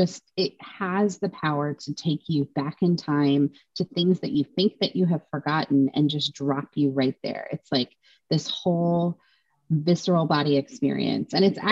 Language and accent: English; Utah, United States; also born or lived in Washington / Idaho; I grew up in Utah and then Washington and then Idaho. All very different.